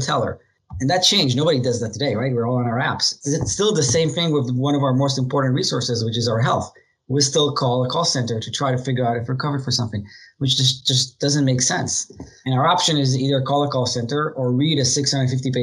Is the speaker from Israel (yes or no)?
yes; Israel; moved away as an adult; now in United States; I was born in Israel. I'm the youngest of four brothers. Grew up there, joined the military like every other most people in Israel at 18